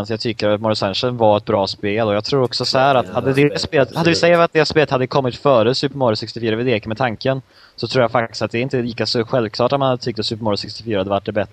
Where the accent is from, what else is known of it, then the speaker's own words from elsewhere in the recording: Gothenburg, Västra Götaland, Sweden; Ja, jag är göteborgare.